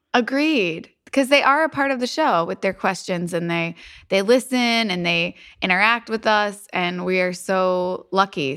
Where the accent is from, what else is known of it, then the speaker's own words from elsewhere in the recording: Louisville, Kentucky, United States; There is a bakery in Louisville, in my hometown